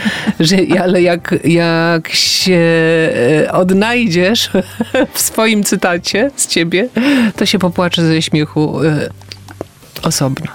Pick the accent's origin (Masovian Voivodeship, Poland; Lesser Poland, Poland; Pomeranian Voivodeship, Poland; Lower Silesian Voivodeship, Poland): Pomeranian Voivodeship, Poland; Gdańsk; jestem z Gdańska i tam się świętuje imieniny